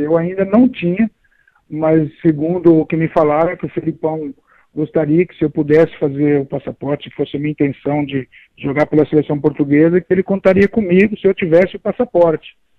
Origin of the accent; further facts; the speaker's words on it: São Bernardo do Campo, São Paulo, Brazil; Eu sou daqui mesmo, do ABC de São Bernardo, aqui, nasci aqui em São Bernardo mesmo